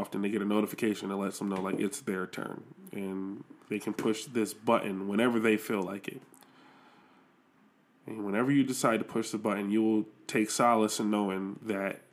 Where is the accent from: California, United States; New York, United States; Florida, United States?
New York, United States; Buffalo; I'm from Buffalo